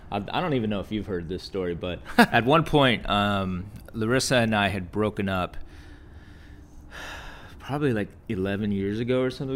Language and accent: English; Texas, United States; now in California, United States; we're both from Texas